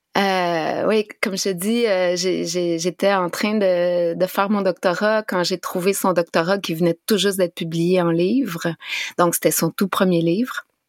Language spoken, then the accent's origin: French; Abitibi, northern Quebec, Canada; moved away; je viens de la BTB